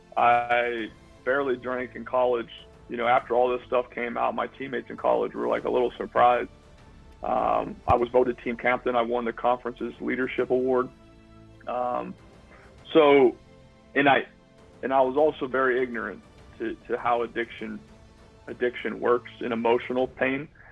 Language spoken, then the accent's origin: English; Youngstown, Ohio, United States; moved away as an adult; now in Florida, United States; growing up in, in Mahoning County and in, in Northeast Ohio